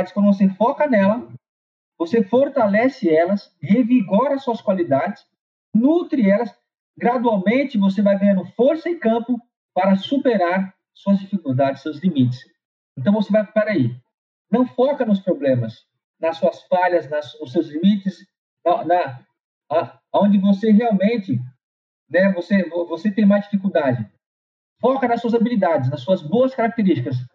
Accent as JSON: {"language": "Portuguese", "region": "São Paulo", "country": "Brazil", "also_born_or_lived": "Rio de Janeiro", "said": "nós viemos, nós somos de São Paulo para o Rio."}